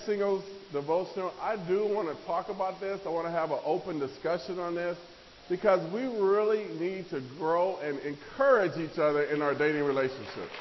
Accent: Nebraska, United States; moved away; I grew up in Nebraska

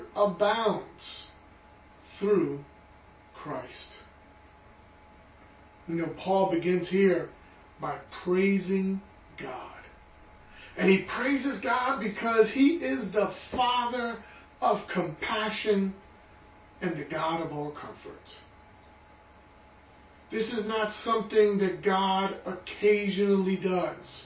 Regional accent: New York City, New York, United States; I was born and raised in Brooklyn

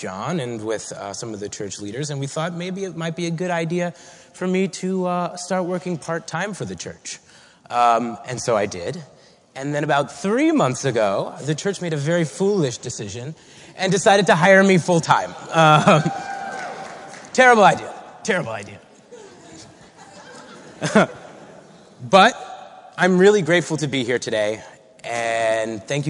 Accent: Long Island, New York, United States; I was born on Long Island and raised in a Jewish home

